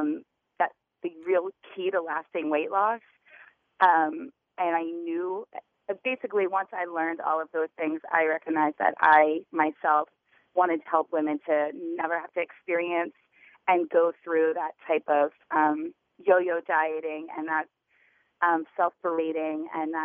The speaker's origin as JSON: {"language": "English", "town": "Wilmington", "region": "Delaware", "country": "United States", "tie": "born or raised there", "moved": "as an adult", "lives_now": "New York, United States", "said": "I grew up in Wilmington, Delaware"}